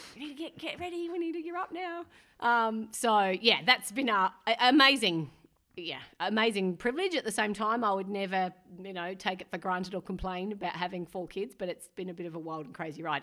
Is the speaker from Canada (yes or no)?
no; McLaren Vale, South Australia, Australia; moved away as an adult; also born or lived in Clare, South Australia; now in New Zealand; I'm from McLaren Vale, mm-hmm. um, in South Australia